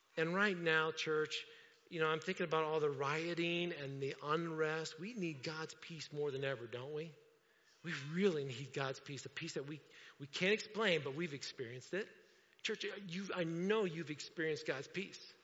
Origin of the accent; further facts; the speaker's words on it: Indiana, United States; I'm from Indiana.